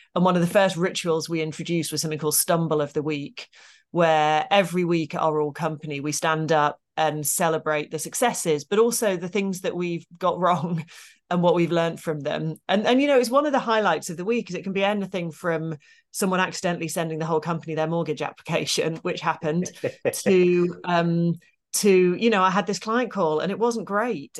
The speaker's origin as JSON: {"language": "English", "region": "Midlands", "country": "United Kingdom", "tie": "born or raised there", "said": "I grew up in the Midlands in a single parent family."}